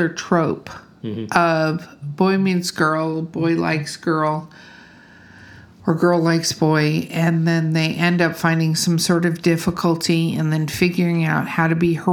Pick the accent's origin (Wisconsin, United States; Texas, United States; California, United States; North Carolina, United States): Wisconsin, United States; moved away; I grew up in Wisconsin a little bit